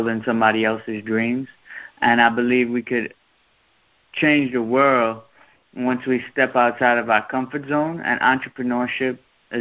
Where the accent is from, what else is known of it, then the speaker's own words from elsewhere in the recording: New York City, New York, United States; also born or lived in Queens, New York; Queens, New York. I'm originally from Brooklyn. I just moved here a month ago.